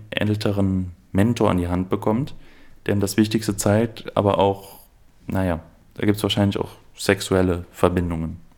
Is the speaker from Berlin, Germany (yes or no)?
no; Aachen, North Rhine-Westphalia, Germany; ja, also ich komme ursprünglich aus Aachen, deshalb habe ich eine kleine chsch schwäche